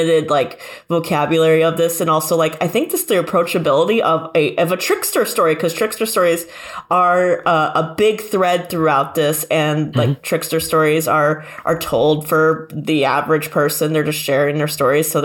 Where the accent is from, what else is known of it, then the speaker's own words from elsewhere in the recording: Michigan, United States; I'm from like Michigan